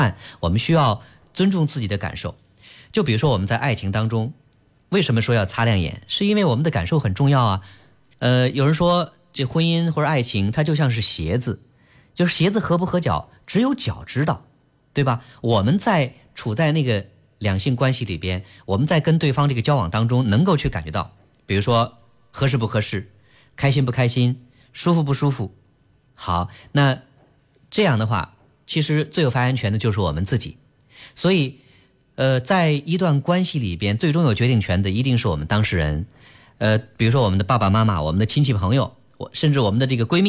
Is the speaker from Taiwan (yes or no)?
no; China; 对于我们中国人来说，很多人是。不太善于去直接表达